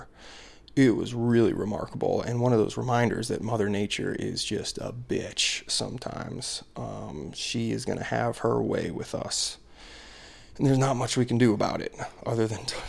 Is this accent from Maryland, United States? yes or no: yes; Ellicott City, Maryland, United States; moved away; My hometown, my old hometown of Ellicott City, Maryland